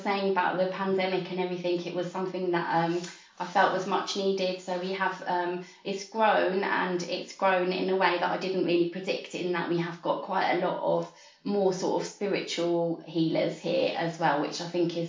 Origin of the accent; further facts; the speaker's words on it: London, United Kingdom; also born or lived in Walthamstow; I grew up in Hackney. I'm a Hackney girl.